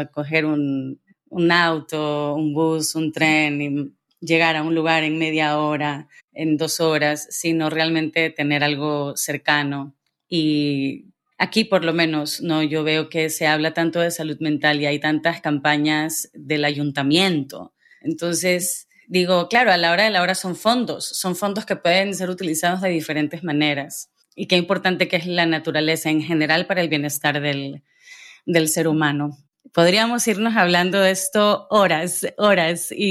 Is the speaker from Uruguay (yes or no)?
no; Guayaquil, Guayas, Ecuador; now in Madrid, Spain; Yo recientemente me mudé a Madrid y vengo de Guayaquil